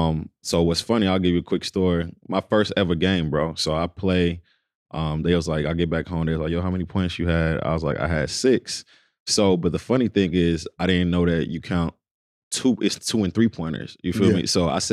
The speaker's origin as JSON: {"language": "English", "town": "Dallas", "region": "Texas", "country": "United States", "tie": "born or raised there", "also_born_or_lived": "Kinshasa, DR Congo", "said": "I was born in Congo, Kinshasa. So that's where I was born. That's where my roots is. Moved to here in Dallas about five years old and grew up basically here in Dallas, Texas."}